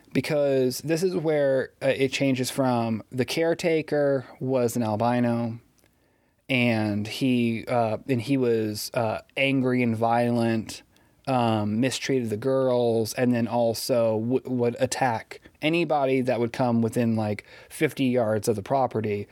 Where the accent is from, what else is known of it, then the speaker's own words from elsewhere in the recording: Pierce City, Missouri, United States; also born or lived in Springfield, Missouri; I grew up in Pierce City.